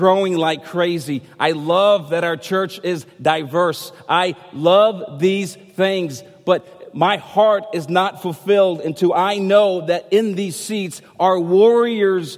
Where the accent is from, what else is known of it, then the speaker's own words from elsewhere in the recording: United States; I'm American